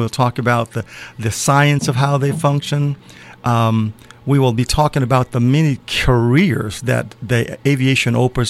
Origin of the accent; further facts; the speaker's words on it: Birmingham, Alabama, United States; moved away as an adult; I was born in Birmingham, Alabama.